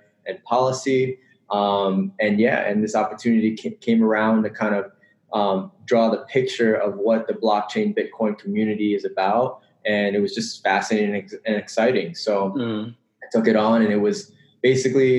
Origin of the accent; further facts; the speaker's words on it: Northern Virginia, United States; I grew up in Northern Virginia, which is about 30 minutes away, less than 30 minutes away from DC.